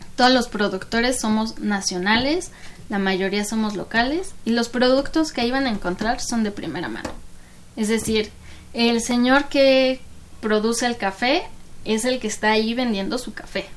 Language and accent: Spanish; Mexico; also born or lived in Canada; yo soy mexicana, amo mi país